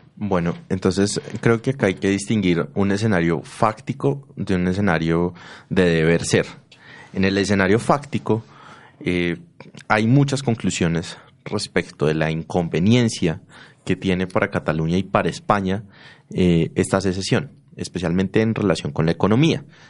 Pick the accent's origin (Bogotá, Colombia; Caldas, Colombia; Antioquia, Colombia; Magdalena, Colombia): Antioquia, Colombia; los antioqueños tenemos ciertas diferencias culturales con, qué sé yo, los costeños